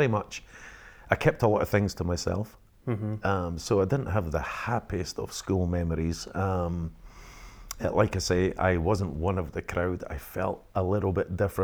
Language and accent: English; Penicuik, Scotland, United Kingdom; also born or lived in Edinburgh; I was brought up into a normal working class family in Pennycook